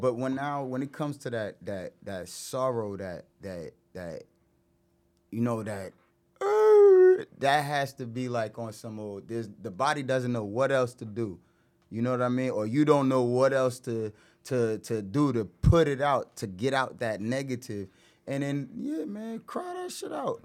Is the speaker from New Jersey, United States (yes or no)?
yes; Irvington, New Jersey, United States; I'm from Irvington